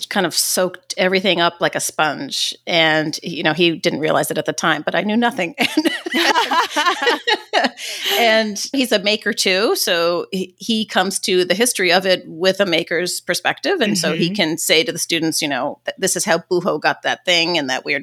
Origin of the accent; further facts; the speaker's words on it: outside New York City, Connecticut, United States; now in Baltimore, United States; I grew up outside of New York City in Connecticut.